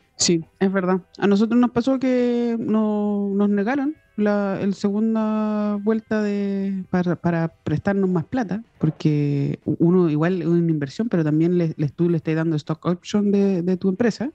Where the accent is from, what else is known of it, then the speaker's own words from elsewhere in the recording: Chile; como chilenos